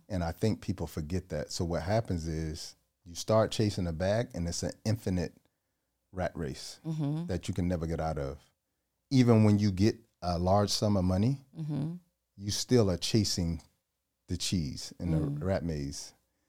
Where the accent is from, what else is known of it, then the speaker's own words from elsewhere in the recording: Georgia, United States; Georgia, yeah.